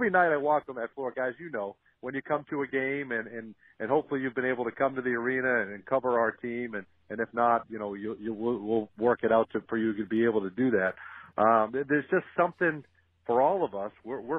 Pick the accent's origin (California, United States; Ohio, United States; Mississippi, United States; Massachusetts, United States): Massachusetts, United States; Woburn; also born or lived in upstate New York; He's from the same town that I was from Woburn, Massachusetts, and so I grew up listening to him on the radio.